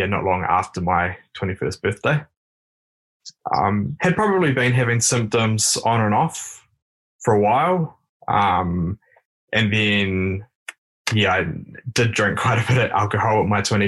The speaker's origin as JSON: {"language": "English", "region": "Taranaki", "country": "New Zealand", "moved": "yes", "lives_now": "Wellington, New Zealand", "said": "I am actually from the Taranaki region, but I live down here in Wellington."}